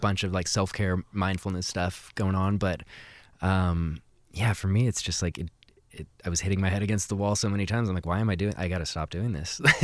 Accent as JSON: {"language": "English", "town": "Seattle", "region": "Washington", "country": "United States", "tie": "born or raised there", "said": "kind of in the Montlake"}